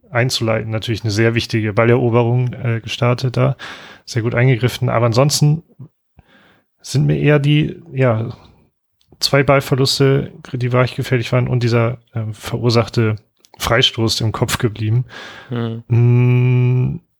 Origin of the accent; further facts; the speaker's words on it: Bremen, Germany; ist für uns als Bremer in dieser Saison, glaube ich, sehr neu.